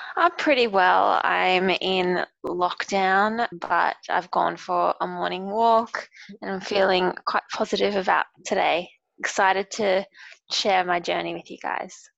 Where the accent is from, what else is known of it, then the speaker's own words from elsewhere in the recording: Brisbane, Queensland, Australia; also born or lived in Sydney; I work remotely in Brisbane because I'm from Brisbane and just with the pandemic I've been back home.